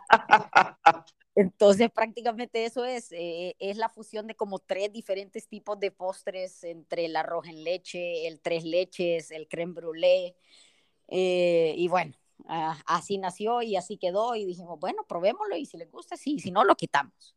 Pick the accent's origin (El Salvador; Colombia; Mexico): El Salvador